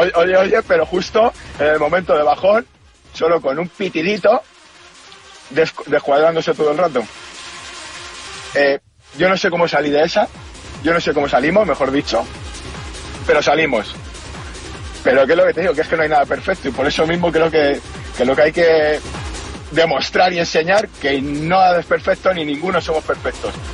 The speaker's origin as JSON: {"language": "Spanish", "country": "Spain", "said": "como español en Suiza"}